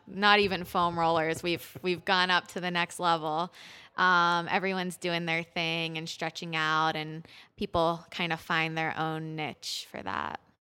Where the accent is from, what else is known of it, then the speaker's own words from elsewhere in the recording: Pittsburgh, Pennsylvania, United States; moved away as an adult; I grew up in Pittsburgh at Pittsburgh Youth Ballet